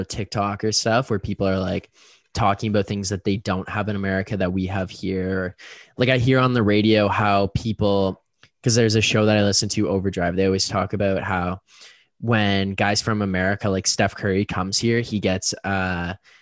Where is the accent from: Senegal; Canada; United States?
Canada; we're Canadian